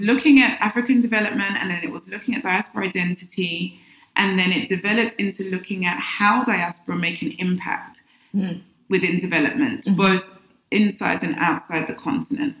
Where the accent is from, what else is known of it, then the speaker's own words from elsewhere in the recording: London, United Kingdom; moved away as an adult; now in Accra, Ghana; I was born in the UK, London, and um, I'm of Ghanaian heritage.